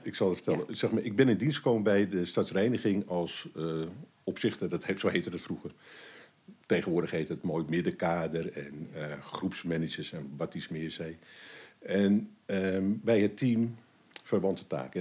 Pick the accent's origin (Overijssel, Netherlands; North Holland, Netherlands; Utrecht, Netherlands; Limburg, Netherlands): North Holland, Netherlands; Amsterdam; moved away as an adult; now in Almere, Netherlands; ik ben een geboren en getogen Amsterdammer. Ik probeer de, de tongval eh, wel te verbergen